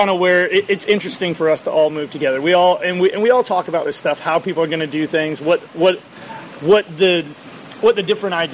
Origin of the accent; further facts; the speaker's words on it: California, United States; Well, I'm, I'm here from California and I can go and buy a pilot or a flight.